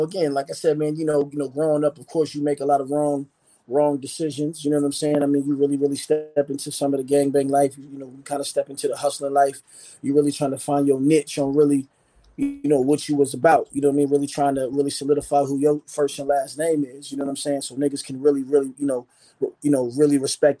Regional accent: Arizona, United States; also born or lived in Philadelphia, United States; I was born in Philly, you know what I mean? And I ended up moving out to Arizona, you know what I'm saying? My father was in the military, so we moved out.

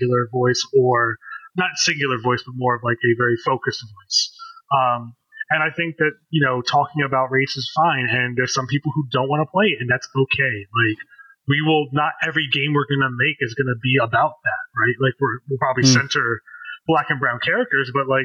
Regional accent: D.C. metro area, Maryland, United States; I'm an Indian American, how have I had to speak white at times in my life and speak black at times in my life growing up in the D.C. metro area

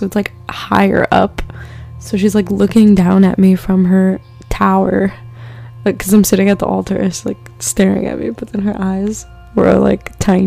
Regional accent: East Coast, United States; now in Los Angeles, United States; I'm not freaking from California. We don't really deal with wildfires in the East Coast

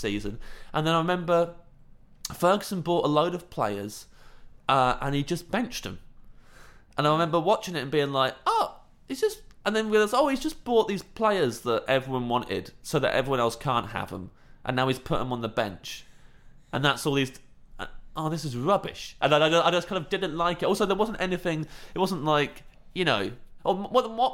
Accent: Kettering, East Midlands, United Kingdom; I'm from Kettering

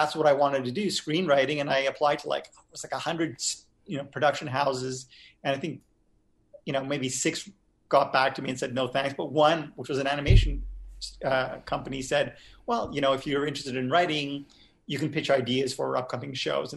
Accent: Montreal, Quebec, Canada; I grew up in Montreal

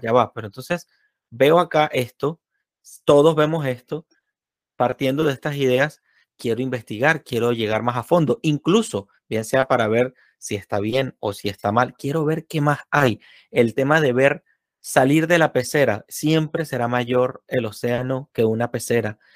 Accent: Venezuela; moved away; aquellos que venimos de Venezuela

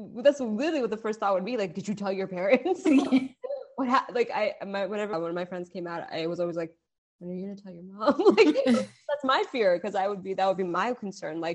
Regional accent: Pittsburgh, Pennsylvania, United States; I grew up in Pittsburgh

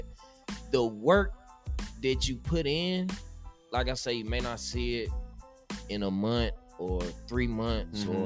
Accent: Nashville, Tennessee, United States; moved away as an adult; also born or lived in Houston, Texas; I could have stayed in Nashville and coached high school ball

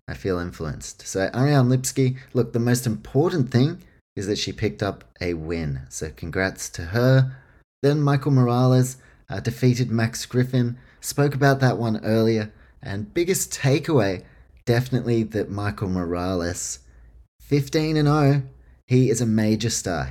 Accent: Auckland, New Zealand; my hometown, Auckland, New Zealand

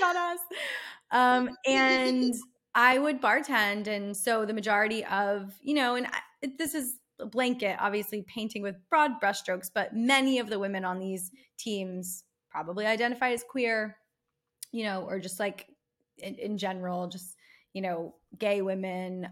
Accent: Philadelphia, Pennsylvania, United States; moved away as an adult; now in Los Angeles, United States; I'm from South Philly and I went to Temple University.

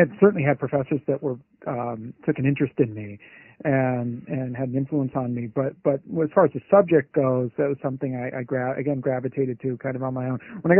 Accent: California, United States; So I come from California, the Bay Area, which is hardly a hotbed of Yiddish socialism. I grew up in Silicon Valley and then went to college at UC Santa Cruz

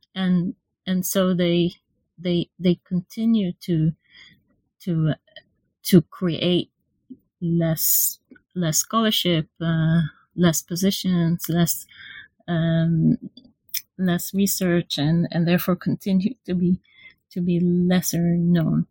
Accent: Israel; moved away as an adult; now in London, United Kingdom; I'm from from Israel, so I did my undergraduate and MA um, in Israel

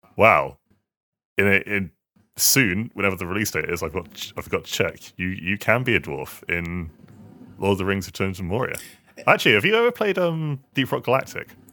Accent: Swindon, South West England, United Kingdom; moved away; I'm from Swindon

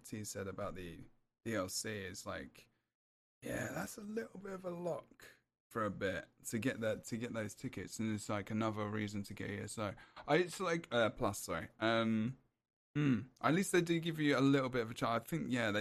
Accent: England, United Kingdom; I'm English

